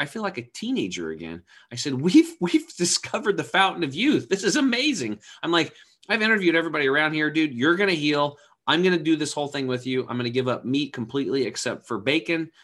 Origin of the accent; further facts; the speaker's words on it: Eastern Oregon, United States; I grew up over in Eastern Oregon on a cattle and hay farm.